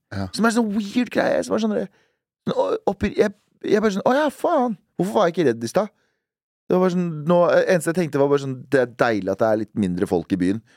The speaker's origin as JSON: {"language": "Norwegian", "town": "Duhok", "region": "Kurdistan Region", "country": "Iraq", "tie": "born or raised there", "moved": "yes", "lives_now": "Norway", "said": "min hjemby, som heter Duhok"}